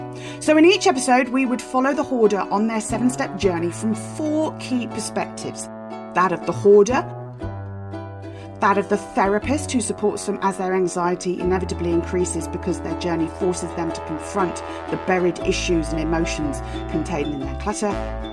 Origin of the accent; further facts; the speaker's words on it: Banbury, South East England, United Kingdom; from Banbury, Oxfordshire